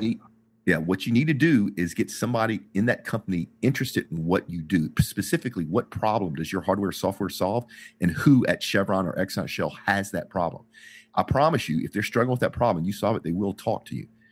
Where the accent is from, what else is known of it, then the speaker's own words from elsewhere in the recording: United States; as an American